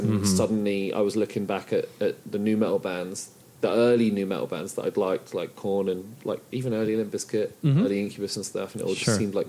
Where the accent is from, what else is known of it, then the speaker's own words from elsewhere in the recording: Brighton, South East England, United Kingdom; also born or lived in Germany; born and raised in Brighton. So my mother is German.